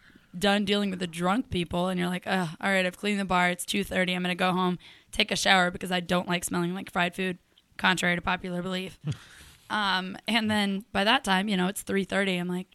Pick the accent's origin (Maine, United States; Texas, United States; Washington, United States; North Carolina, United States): North Carolina, United States; Charlotte; Yeah, Charlotte's all I know.